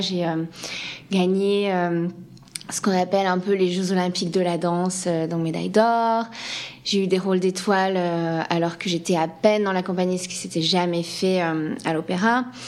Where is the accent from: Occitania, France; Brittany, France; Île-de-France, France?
Île-de-France, France; Paris; accent: French; moved away as an adult; now in San Francisco, United States; je suis une vraie parisienne